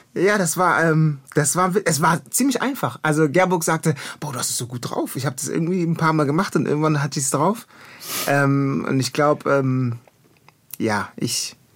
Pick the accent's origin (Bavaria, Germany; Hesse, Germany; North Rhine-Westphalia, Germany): North Rhine-Westphalia, Germany; Düsseldorf; moved away as an adult; also born or lived in Ghana / Kumasi; now in Berlin, Germany; ich bin ghanaischer junger Mann, geboren in Düsseldorf, auf der Kiefernstraße aufgewachsen